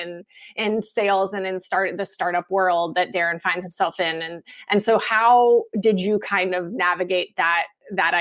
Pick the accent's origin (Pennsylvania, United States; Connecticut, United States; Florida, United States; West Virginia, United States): West Virginia, United States; moved away as an adult; also born or lived in New York; I went to NYU, but I'm from West Virginia